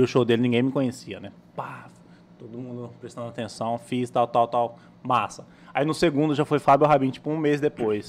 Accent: Cuiabá, Mato Grosso, Brazil; also born or lived in Várzea Grande; eu sou nascido em Várzea Grande, né? Uhum. Criado no CPA

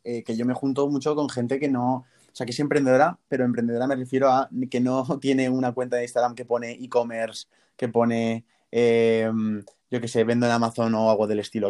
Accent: Zaragoza, Aragon, Spain; yo soy de Zaragoza

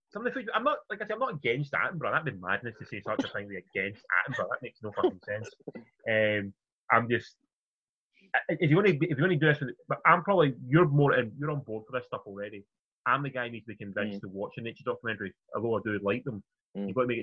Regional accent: United Kingdom; Being British and being back to the BBC, we all grew up with that on the TV all the time.

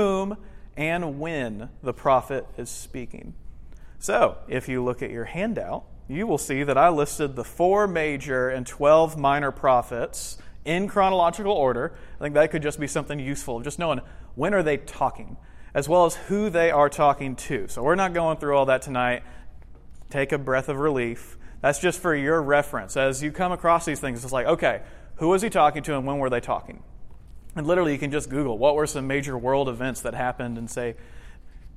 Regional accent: Kentucky, United States; I'm from Kentucky

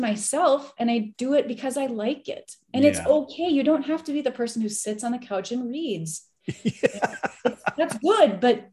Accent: Minnesota, United States; I grew up in Minnesota.

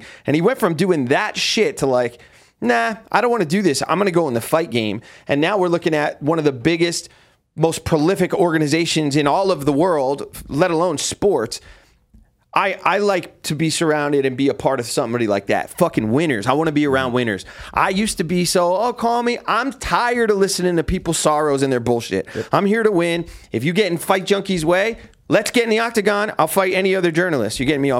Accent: New Jersey, United States; But that's because I'm from Jersey.

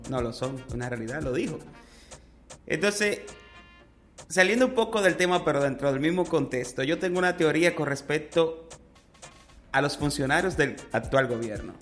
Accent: Dominican Republic; somos la mayoría dominicano dominicanos

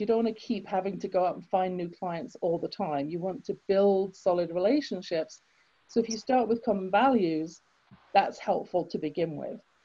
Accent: England, United Kingdom; now in Canada; I grew up in England. You can tell from my accent, I wasn't born in Canada.

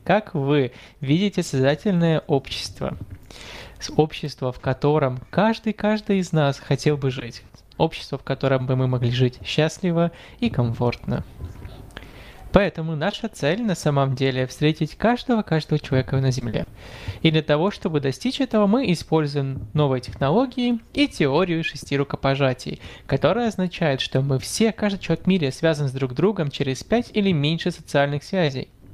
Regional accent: Morocco; о Марокко, о моей прекрасной стране

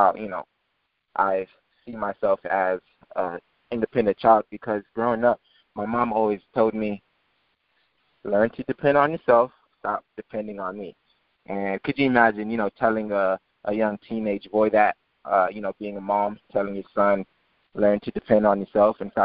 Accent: Naples, Florida, United States; also born or lived in Pompano Beach, Florida; I was born in Pompano Beach, moved from that city like from about 2 years old. Mom moved me to Naples, Florida, wanting a better city to, you know, raise a child. And, you know, growing up in Naples, Florida has been a great experience

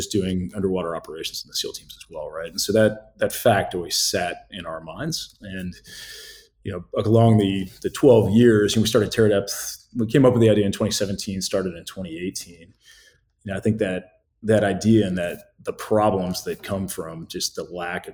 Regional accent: the Midwest outside Chicago, Illinois, United States; I was born in the Midwest outside Chicago.

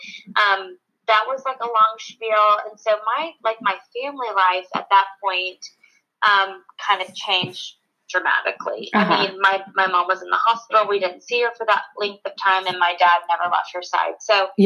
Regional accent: Charlotte, North Carolina, United States; moved away as an adult; also born or lived in Clemson; now in Columbia, United States; I grew up in Charlotte my whole life

